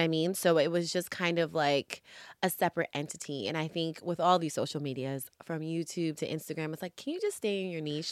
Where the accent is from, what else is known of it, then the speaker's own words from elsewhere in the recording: New York City, New York, United States; now in Los Angeles, United States; I'm originally from New York, hence my social media handle names are